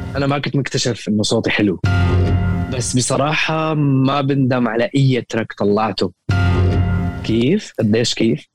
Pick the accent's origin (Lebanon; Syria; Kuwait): Syria; moved away as an adult; نحن آه، كسوريين